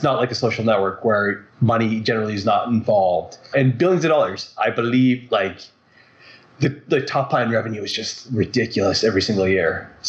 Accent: Vancouver, British Columbia, Canada; Hi, this is …. I'm from Vancouver, Canada.

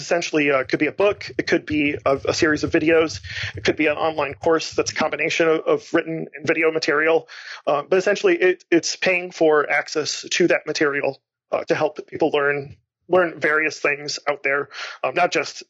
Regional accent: Lansing, Michigan, United States; I just started a meetup called Lansing Marketing Hackers, which is where I'm from. I'm from Lansing here

